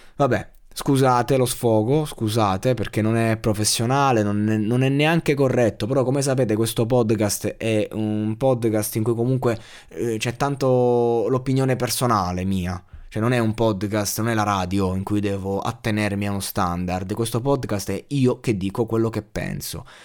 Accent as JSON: {"language": "Italian", "region": "Abruzzo", "country": "Italy", "said": "io sono abruzzese"}